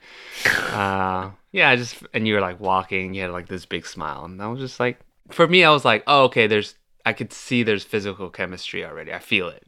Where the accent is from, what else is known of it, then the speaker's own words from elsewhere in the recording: Milpitas, California, United States; moved away as an adult; now in Los Angeles, United States; I grew up in the Bay Area